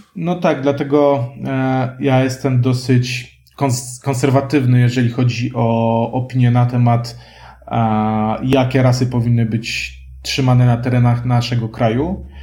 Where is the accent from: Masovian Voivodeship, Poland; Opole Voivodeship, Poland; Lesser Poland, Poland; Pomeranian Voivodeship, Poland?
Lesser Poland, Poland; Kraków; ja jestem krakusem